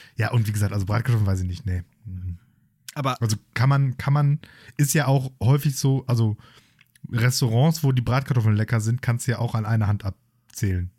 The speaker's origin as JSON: {"language": "German", "country": "Germany", "said": "als Deutsche"}